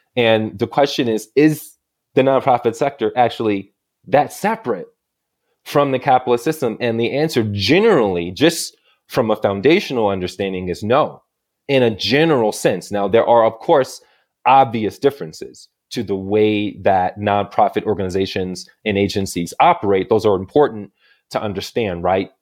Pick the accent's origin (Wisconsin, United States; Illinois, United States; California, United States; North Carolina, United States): Illinois, United States; moved away as an adult; now in Santa Fe, United States; I'm originally from Illinois